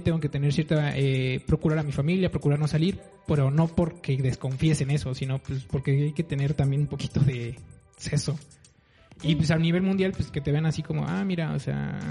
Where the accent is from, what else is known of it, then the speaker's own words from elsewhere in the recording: Mexico City, Mexico; Yo soy chilango.